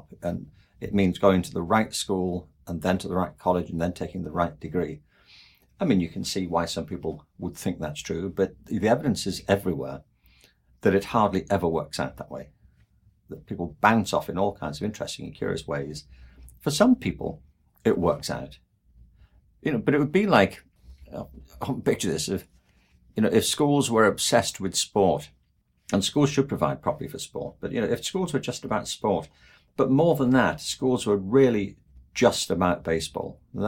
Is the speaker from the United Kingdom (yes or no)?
yes; England, United Kingdom; I mean, I'm from England. And there, the obsession is with Oxford and Cambridge.